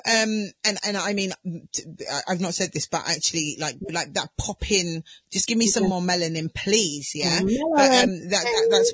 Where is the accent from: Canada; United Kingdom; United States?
United Kingdom; Southampton, South East England; I grew up in Southampton